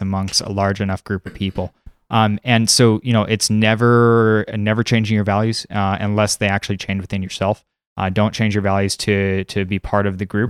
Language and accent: English; San Diego, California, United States; now in Seattle, United States; I grew up in San Diego, California, currently a mover based in Seattle